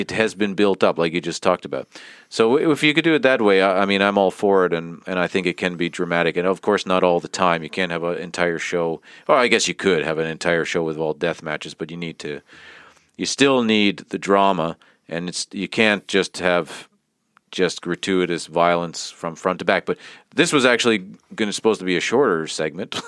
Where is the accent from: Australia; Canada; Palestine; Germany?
Canada; now in Finland; We're both from Canada and we live in Finland